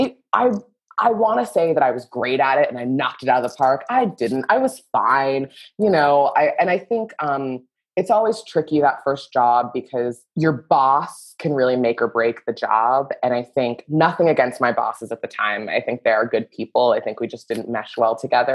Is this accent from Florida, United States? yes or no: yes; Southern Florida, United States; moved away as an adult; now in Los Angeles, United States; I'm from Southern Florida, a place where old people go to die.